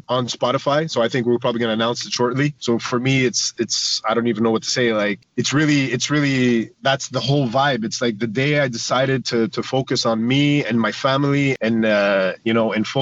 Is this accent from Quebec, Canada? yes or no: yes; Quebec, Canada; as a Canadian artist, as a French rapper